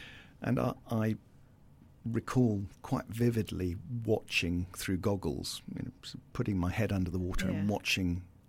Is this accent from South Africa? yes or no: yes; South Africa; So they were expat living in South Africa, raising a family.